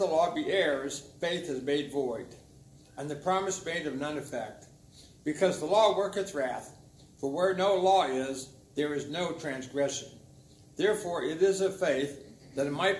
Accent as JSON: {"language": "English", "region": "Ohio", "country": "United States", "said": "I'm from Ohio"}